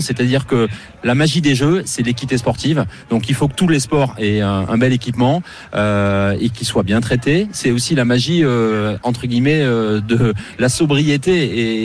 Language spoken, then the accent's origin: French; France; je suis français